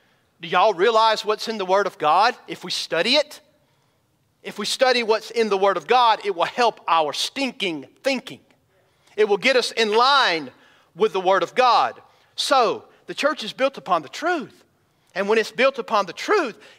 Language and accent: English; Elberton, Georgia, United States; I grew up in Elberton, Georgia, which is the granite capital of the world